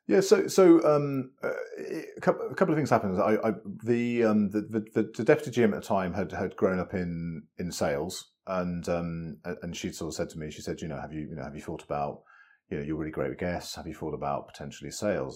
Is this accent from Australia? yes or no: no; west of Birmingham, West Midlands, United Kingdom; a you know boy from west of Birmingham